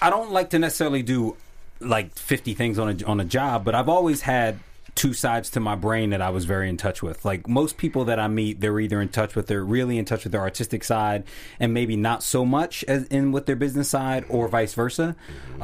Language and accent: English; Philadelphia, Pennsylvania, United States; also born or lived in South Jersey; my hometown is Philly and South Jersey